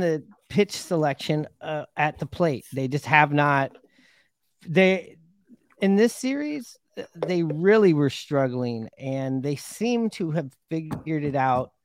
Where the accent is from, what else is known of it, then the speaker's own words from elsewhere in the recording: Seattle, Washington, United States; now in California, United States; I grew up in Seattle, and you know now I've moved down to California